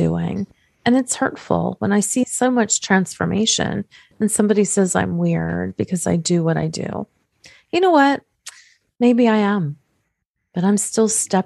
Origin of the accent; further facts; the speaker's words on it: Pittsburgh, Pennsylvania, United States; I come from Pittsburgh, Pennsylvania